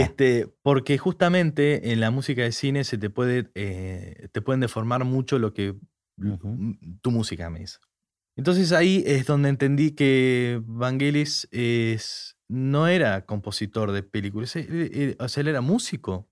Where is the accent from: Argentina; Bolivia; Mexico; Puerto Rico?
Argentina; soy argentino